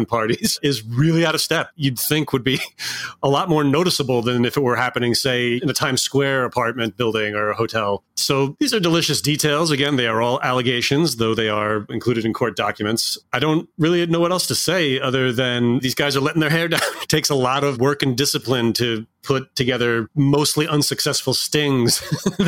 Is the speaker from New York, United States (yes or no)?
yes; Hudson Valley, New York, United States; I grew up in the Hudson Valley